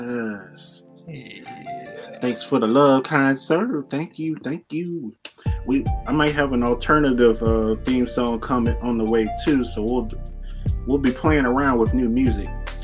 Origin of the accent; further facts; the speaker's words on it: Tennessee, United States; I'm from Tennessee, man.